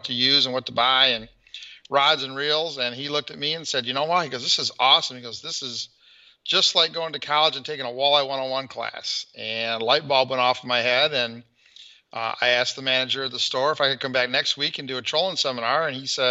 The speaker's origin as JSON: {"language": "English", "town": "Flint", "region": "Michigan", "country": "United States", "said": "I'm from the Flint, Michigan area"}